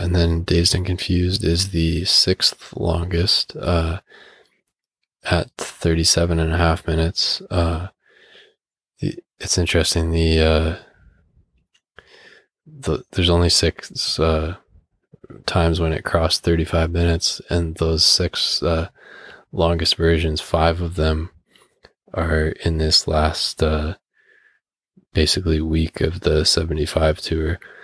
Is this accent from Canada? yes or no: yes; Canada; as a Canadian